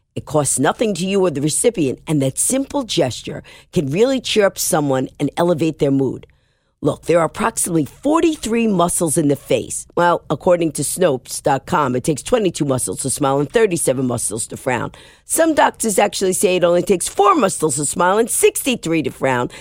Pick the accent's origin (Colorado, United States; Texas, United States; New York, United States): New York, United States; I'm a New Yorker